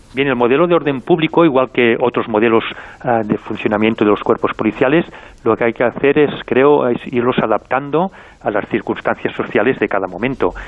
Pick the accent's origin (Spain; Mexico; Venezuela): Spain; Catalonia